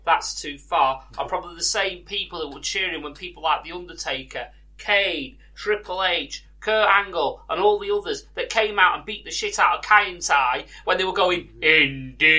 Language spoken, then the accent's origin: English; United Kingdom; we being British